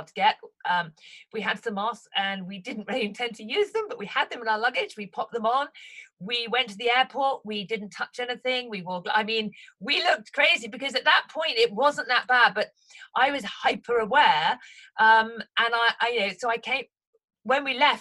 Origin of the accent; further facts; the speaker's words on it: Haslemere, South East England, United Kingdom; Hazelmere is my hometown